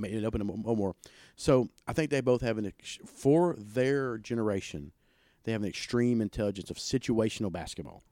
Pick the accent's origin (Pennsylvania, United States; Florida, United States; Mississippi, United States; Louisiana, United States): Mississippi, United States; Pontotoc; I grew up in South Pontotoc.